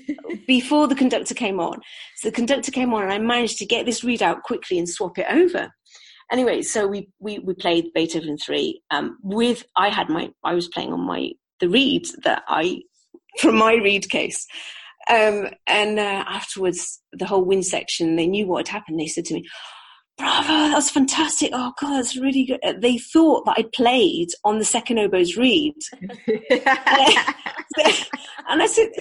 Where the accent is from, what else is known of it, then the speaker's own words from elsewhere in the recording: United Kingdom; also born or lived in New Zealand; now in Seville, Spain; We are two British women